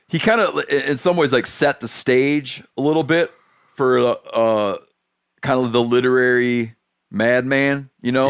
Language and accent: English; Michigan, United States; I grew up in Michigan